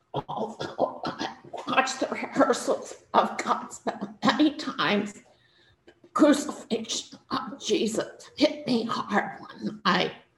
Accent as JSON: {"language": "English", "region": "New Jersey", "country": "United States", "tie": "born or raised there", "said": "I grew up in New Jersey in an Italian Catholic family"}